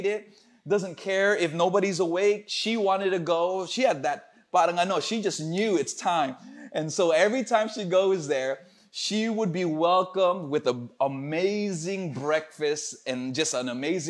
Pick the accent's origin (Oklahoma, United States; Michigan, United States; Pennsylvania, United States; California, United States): California, United States; Los Angeles; moved away; my hometown in Los Angeles